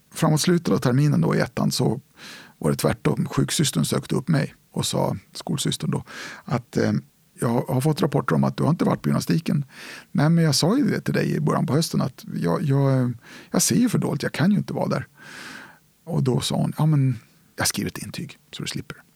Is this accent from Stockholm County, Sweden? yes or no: yes; Stockholm, Stockholm County, Sweden; also born or lived in Nyköping; hade vi en lägenhet på vid Stora mossen ungefär, västerort i Stockholm.